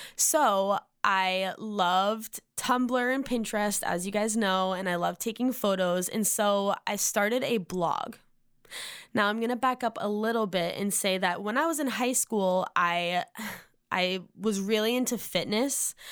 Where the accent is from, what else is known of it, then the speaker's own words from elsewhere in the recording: Massachusetts, United States; moved away as an adult; now in Nashville, United States; I'm from Massachusetts. I now live in Nashville for the last three and a half years